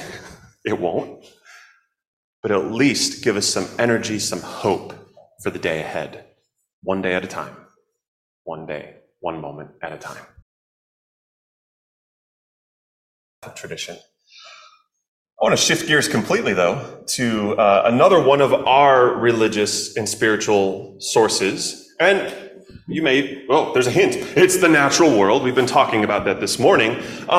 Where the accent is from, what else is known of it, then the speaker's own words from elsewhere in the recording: Chicago, Illinois, United States; I grew up in Chicago, and we had blackberries too